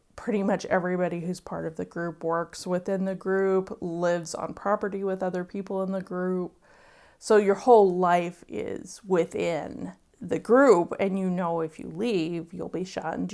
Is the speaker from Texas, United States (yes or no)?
yes; Wimberley, Texas, United States; My hometown is Wimberley, Texas